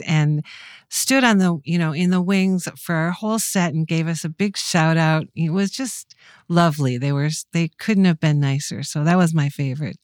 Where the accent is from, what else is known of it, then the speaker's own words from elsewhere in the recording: Mankato, Minnesota, United States; I grew up in Mankato, which, believe it or not, was a hotbed of talent and music